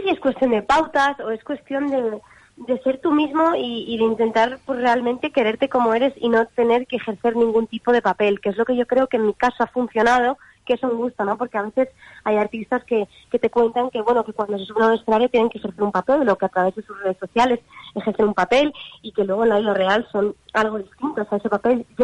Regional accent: London, United Kingdom; born there; Mi abuela, eh, yo que nací en Londres, eh, me puso de repente a grabar porque me escuchó cantando antes de incluso saber casi hablar.

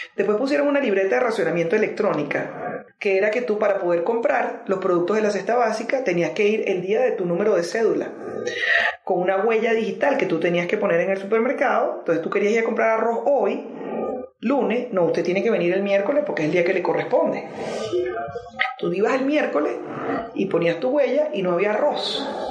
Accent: Venezuela; moved away; lo digo como venezolana

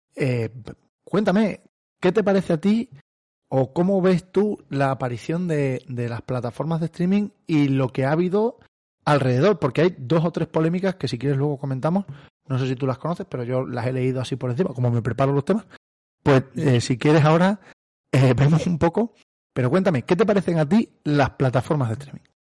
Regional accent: Cáceres, Extremadura, Spain; tú y yo somos de Cáceres

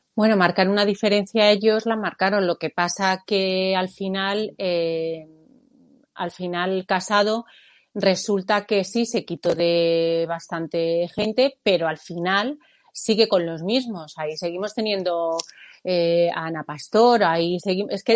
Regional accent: Spain; forma parte de nuestra de nuestro ser, ¿no? Como, como españoles

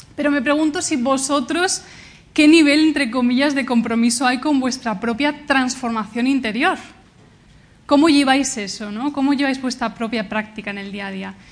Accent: Valencia, Valencian Community, Spain; also born or lived in Canada; yo vengo de Valencia

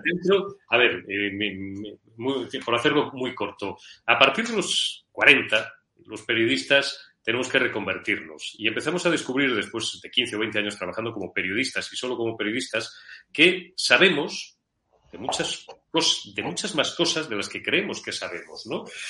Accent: Madrid, Community of Madrid, Spain; also born or lived in Zamora; nací en Madrid el 14 de mayo de 1970.

